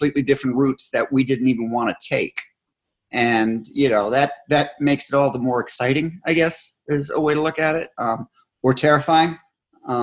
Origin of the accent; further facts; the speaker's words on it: Scotland, United Kingdom; I'm Scottish